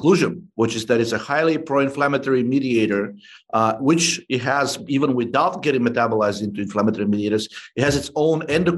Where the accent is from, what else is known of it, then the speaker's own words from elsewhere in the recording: Bulgaria; moved away; I'm originally from Bulgaria